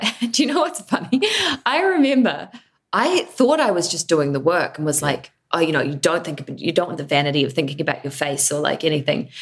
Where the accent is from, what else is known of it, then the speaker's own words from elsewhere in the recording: New Zealand; I am an actor from New Zealand